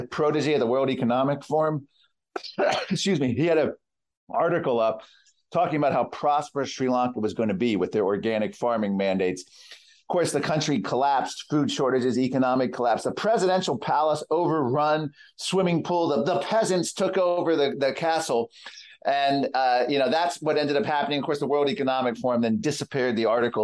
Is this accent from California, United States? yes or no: no; Virginia, United States; my home state of Virginia